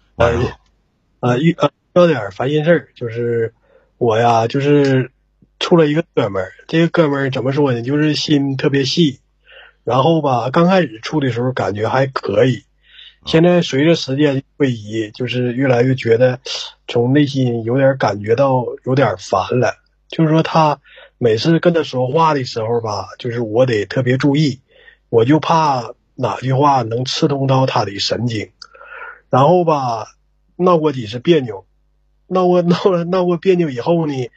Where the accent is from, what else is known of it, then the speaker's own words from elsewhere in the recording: Northeast China, China; accent: Northeastern; 按照咱们东北话说